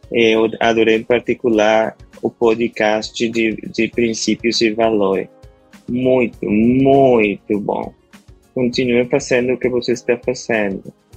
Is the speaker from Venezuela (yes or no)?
yes; Venezuela; Portuguese is a second language; now in Panama; eu sou venezuelano, mas moro na Panamá há muito tempo